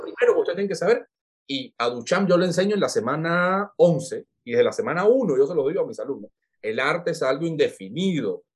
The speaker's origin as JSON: {"language": "Spanish", "country": "Cuba", "moved": "as an adult", "lives_now": "Lima, Peru", "said": "nosotros como cubanos somos, somos tan adaptables"}